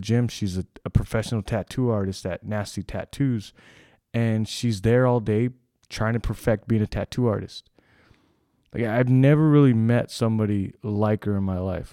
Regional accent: California, United States; I'm from California

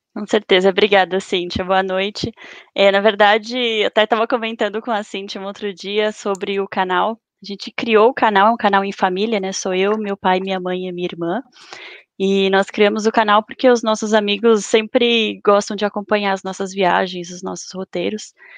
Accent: São Paulo, Brazil; also born or lived in Guarda, Portugal; sou da cidade de São Paulo

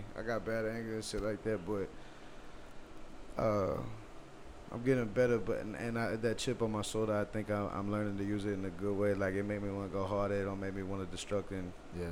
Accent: Bay City, Texas, United States; I'm from Bay City

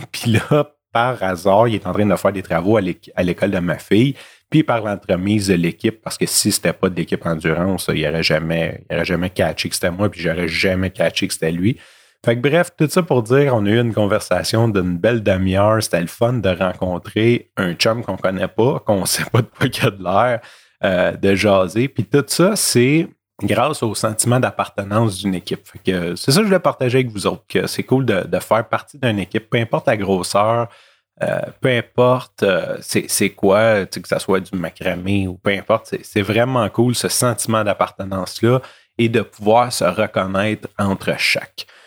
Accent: Montreal, Quebec, Canada; je viens de milieux malfamés de Rivière-des-Prairies puis de Montréal-Nord

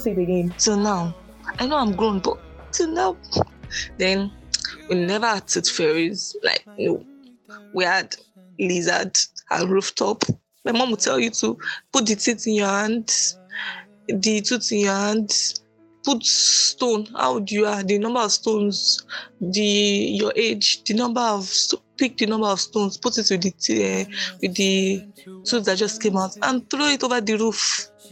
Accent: Nigeria; I grew up believing as a Nigerian child

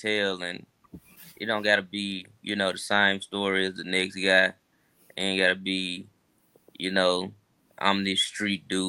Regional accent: Memphis, Tennessee, United States; I'm originally from Mitchell Heights. You know, over there, really, off of Summer Avenue

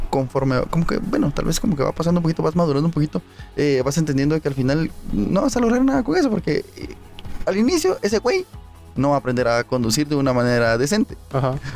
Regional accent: Guatemala; Como buen guatemalteco, todo lo resuelve a pijazos.

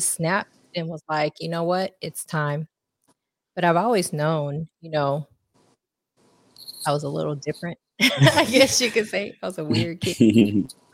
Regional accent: Austin, Texas, United States; also born or lived in Philippines / New Orleans, Louisiana; now in Katy, United States; And into Austin.

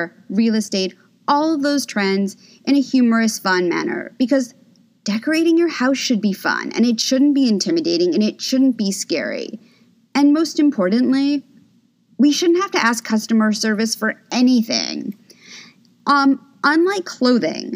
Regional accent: New York City, New York, United States; I'm originally from New York City. I grew up on the Upper East Side

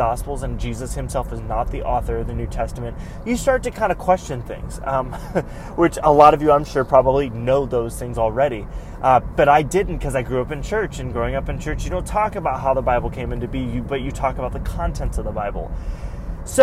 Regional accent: Greenville, South Carolina, United States; also born or lived in Central Florida; now in Florida, United States; I grew up in South Carolina

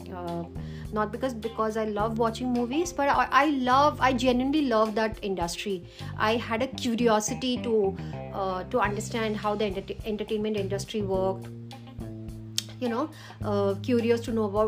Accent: Cuttack, Odisha, India; moved away; originally from Cuttack, Odisha

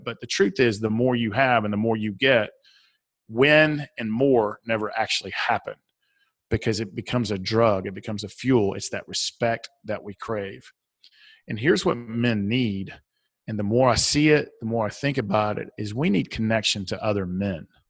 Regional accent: the South, United States; accent: southern; my southern accent

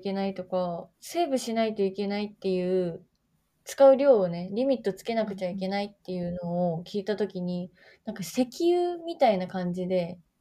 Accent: Oita, Japan; 私、大分県出身なんだけど、大分隣の大分市出身なんだけ

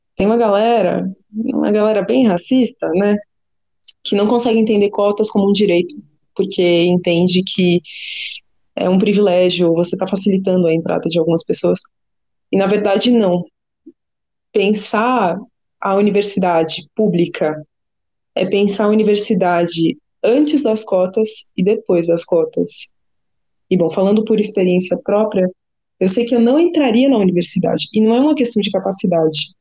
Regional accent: São Paulo, Brazil; also born or lived in Campo Limpo, São Paulo; Eu sou da região do Paraisópolis, zona sul de São Paulo. Me cresci e nasci por lá

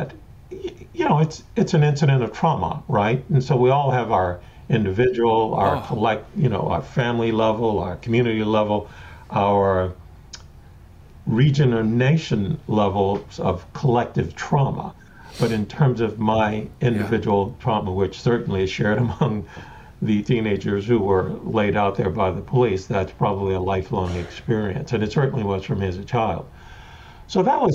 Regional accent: New Orleans, Louisiana, United States; I was born in the Desire Housing Projects of New Orleans.

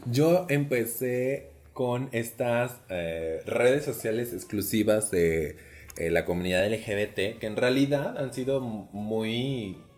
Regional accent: Celaya, Guanajuato, Mexico; moved away as an adult; now in Querétaro, Mexico; Yo soy de provincia, soy original de Celaya, Guanajuato. Seguramente se los he dicho mil veces, pero ahí va de nuevo. Este, dejé la ciudad de Celaya, Guanajuato, como a los 20 años, 21 más o menos, y me fui a vivir a Querétaro.

